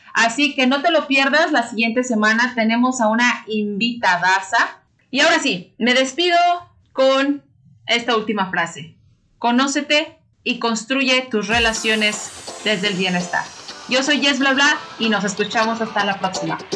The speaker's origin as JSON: {"language": "Spanish", "country": "Mexico", "said": "los que somos mexicanos"}